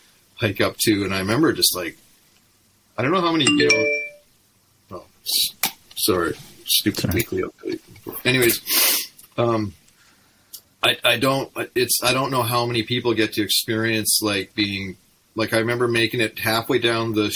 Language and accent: English; Okanagan, British Columbia, Canada; the headbangers I grew up with in the Okanagan